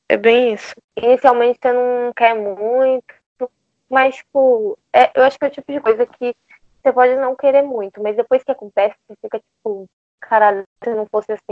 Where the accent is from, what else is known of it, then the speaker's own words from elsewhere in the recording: Salvador, Bahia, Brazil; now in São Paulo, Brazil; eu tenho 23 anos, eu moro em São Paulo hoje, mas eu sou de Salvador.